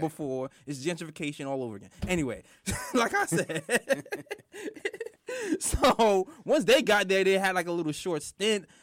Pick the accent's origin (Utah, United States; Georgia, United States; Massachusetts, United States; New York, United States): New York, United States; New York City; I am from Brooklyn